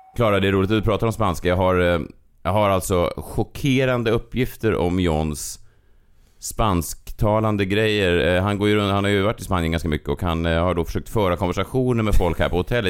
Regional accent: Sweden; vi var från Sverige

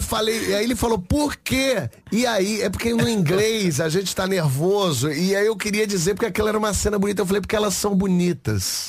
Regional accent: Rio de Janeiro, Brazil; Eu sou do Rio de Janeiro.

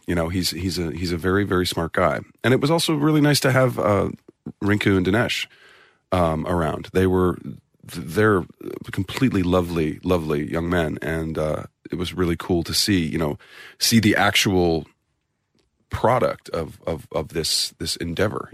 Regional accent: St. Louis, Missouri, United States; I'm from, uh, the Midwest. I'm from Saint Louis, Missouri

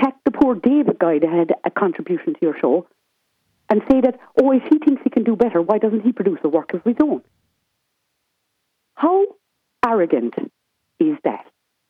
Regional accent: West Cork, Munster, Ireland; I come from West Cork myself.

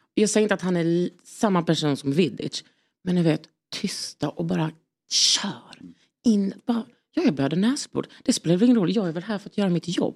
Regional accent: Lund, Skåne, Sweden; jag är från Lund

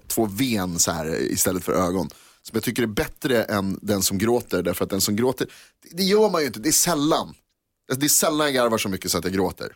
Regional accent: Sweden

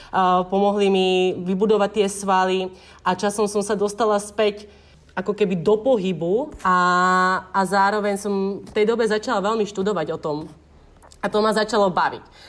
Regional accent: Slovakia; moved away as an adult; now in Bali, Indonesia; som zo Slovenska a nikdy som nevyrastala pri oceáne

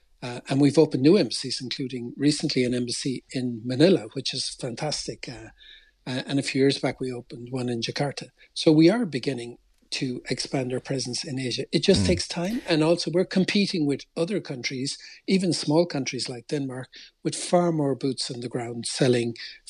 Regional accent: Cork, Munster, Ireland; also born or lived in Tokyo, Japan; I'm from Bishopstown. I did a lot of work in Asia, ended up living in Tokyo and working in Tokyo 5 years. Actually married a Japanese lady, bilingual at home here with the kids.

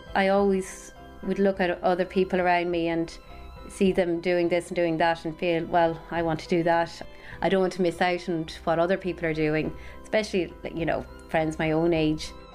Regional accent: Milltown, Connacht, Ireland; moved away as an adult; now in Newcastle, United Kingdom; I'm from Milltown in County Galway, but I've been living in Newcastle in County Down for the past three years

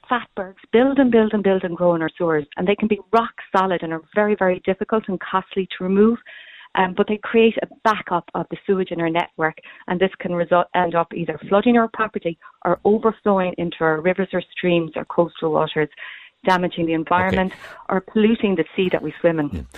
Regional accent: Cork, Munster, Ireland; I'm from Cork myself

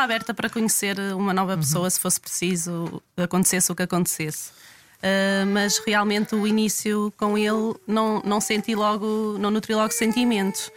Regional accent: Ovar, Aveiro District, Portugal; tenho 31 anos, sou de Ovar

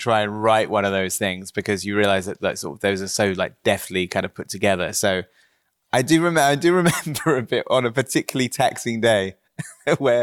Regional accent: Wells, South West England, United Kingdom; growing up in Somerset

